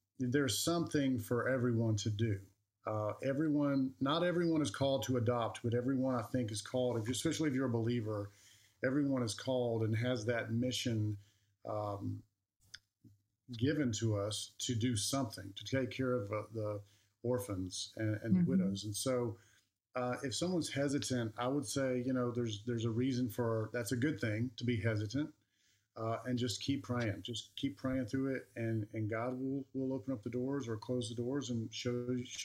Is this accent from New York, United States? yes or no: no; Alabama, United States; moved away; I'm from Alabama, and when we go back and see my cousins and family, and my little ones are playing with their little ones, I just know growing up there